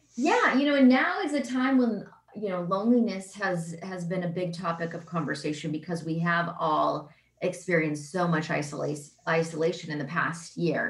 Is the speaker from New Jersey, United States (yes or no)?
no; Seattle, Washington, United States; I think I am from Seattle